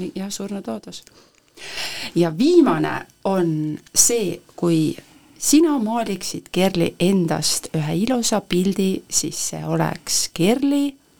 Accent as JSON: {"language": "Estonian", "town": "Põltsamaa", "region": "Jõgeva County", "country": "Estonia", "tie": "born or raised there", "also_born_or_lived": "Tallinn", "said": "ma lähen ikkagi ka Põltsamaale, et see on minu kodukoht"}